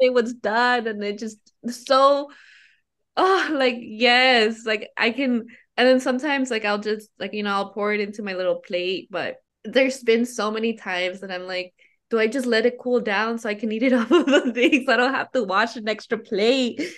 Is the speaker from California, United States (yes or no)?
yes; Oakland, California, United States; I grew up in Oakland